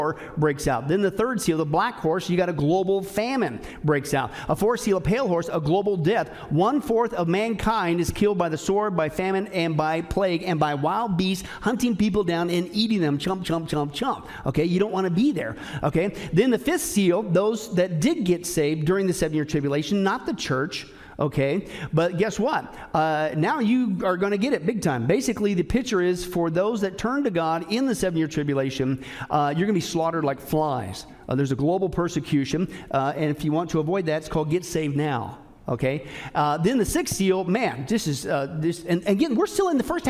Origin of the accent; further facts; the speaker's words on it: Kansas and Nebraska, Midwest, United States; I grew up in Kansas and Nebraska